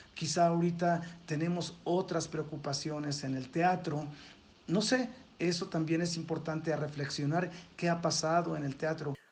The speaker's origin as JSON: {"language": "Spanish", "country": "Mexico", "said": "nosotros como mexicanos"}